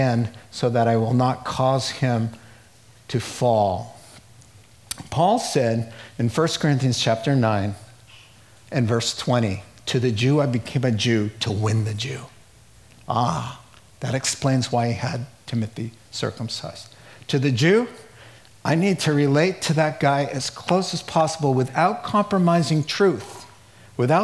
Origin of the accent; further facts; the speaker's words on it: United States; I'm an American